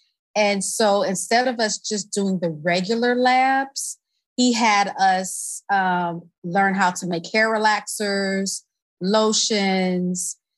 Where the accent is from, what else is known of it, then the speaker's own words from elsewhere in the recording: Tallahassee, Florida, United States; I grew up in Tallahassee, Florida.